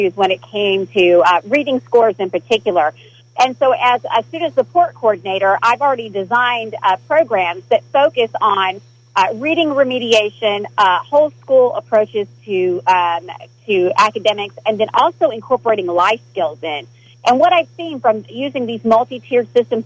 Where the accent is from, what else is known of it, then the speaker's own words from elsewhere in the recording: Broken Bow, Oklahoma, United States; I was born and raised in Broken Bow, Oklahoma